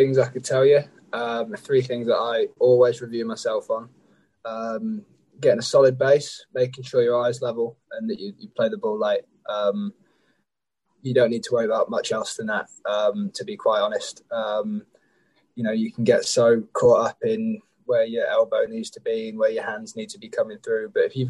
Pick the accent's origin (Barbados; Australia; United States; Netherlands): Barbados; moved away; I grew up in Barbados